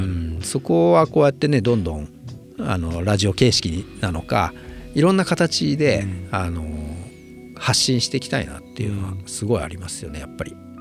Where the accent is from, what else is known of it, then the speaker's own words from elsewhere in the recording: Japan; 僕ら日本で生まれて育った